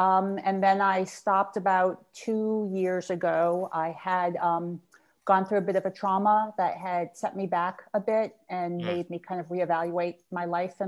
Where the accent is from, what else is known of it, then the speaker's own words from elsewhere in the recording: Providence, Rhode Island, United States; moved away as an adult; now in Westchester, United States; Originally from Providence, Rhode Island.